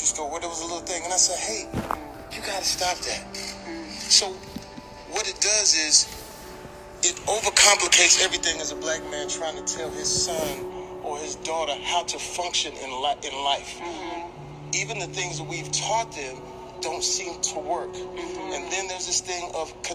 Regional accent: Terrell, Texas, United States; I'm a young cat from Texas. I'm from Terrell, Texas

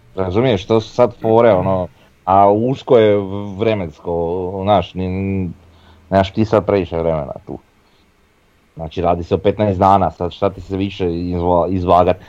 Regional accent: Croatia; ja sam Hrvat

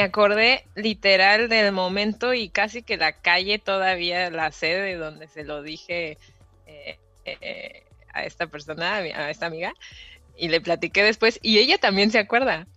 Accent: Querétaro, Mexico; moved away as an adult; now in Singapore; soy queretana de corazón y Querétaro, México. Y Vivo en Singapur hace dos años y medio.

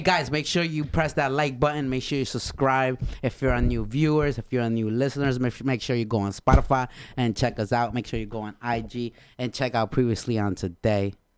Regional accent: Honduras; English is a second language; moved away; I'm from Honduras, bro. I came here in two thousands

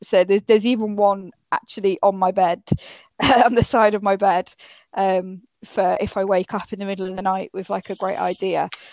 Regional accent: Yorkshire and the Humber, United Kingdom; accent: northern; now in Cambridgeshire, United Kingdom; I am originally from Yorkshire. Um, but now I'm living down in Cambridgeshire.

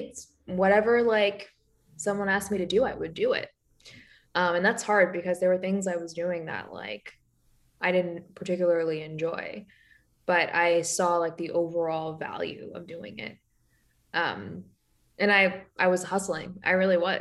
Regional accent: New York, United States; moved away as an adult; also born or lived in San Francisco; I'm a New Yorker

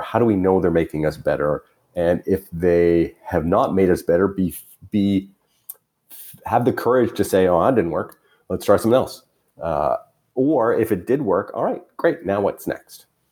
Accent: Canada; as a Canadian

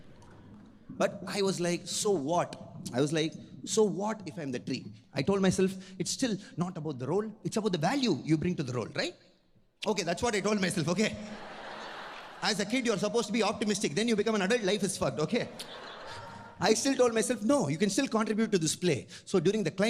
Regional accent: Chennai, Tamil Nadu, India; am a Tamil boy, born and brought up in Chennai, the capital of Tamil Nadu

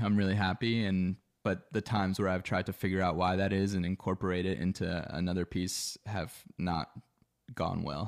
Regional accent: Philadelphia, Pennsylvania, United States; moved away as an adult; now in Los Angeles, United States; I grew up in Philadelphia on the East Coast of the U S

